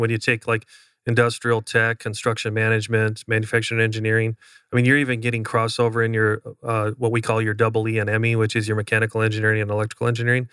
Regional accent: Upper Midwest, United States; moved away; I was from the Upper Midwest

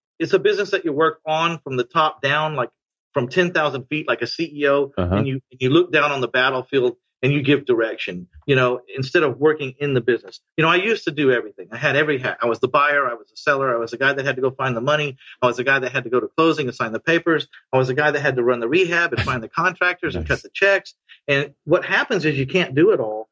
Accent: San Antonio, Texas, United States; San Antonio. Yeah. I only buy houses in my hometown.

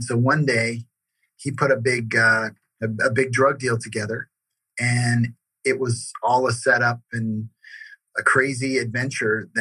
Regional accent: Las Vegas, Nevada, United States; also born or lived in Bellflower, California; Then my entire family moved to Las Vegas, Nevada. And that's where I grew up

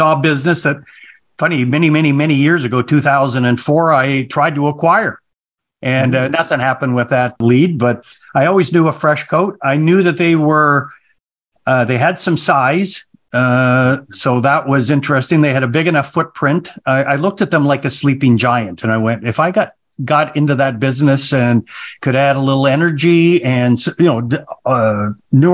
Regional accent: Calgary, Alberta, Canada; also born or lived in Vancouver, British Columbia; I'm originally from Canada. Calgary was where I was pretty much raised

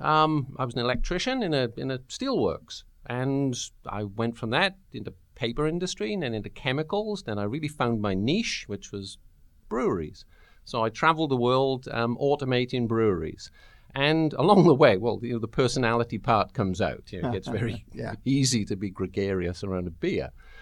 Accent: the South, United States; Yeah, I'm from the South as well. It's just a different one.

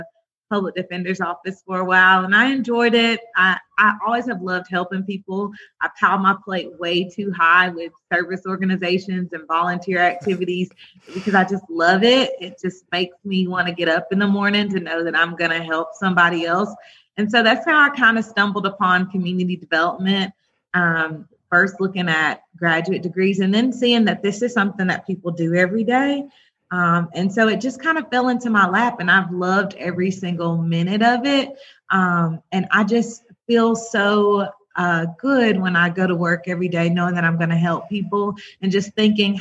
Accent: Rome, Georgia, United States; I'm born and raised in Rome, Georgia

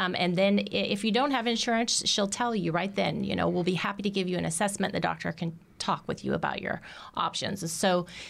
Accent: Indiana, United States; And because I'm originally from Indiana, I'm pretty sure they must also have cows.

